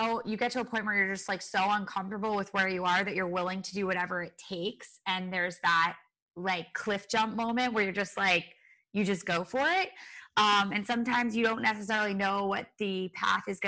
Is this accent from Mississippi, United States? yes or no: no; Rhode Island, United States; moved away as an adult; also born or lived in Los Angeles / Boston; I grew up in Rhode Island